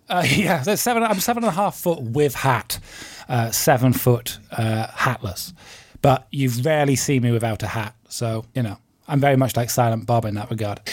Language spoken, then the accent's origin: English; United Kingdom; I'm British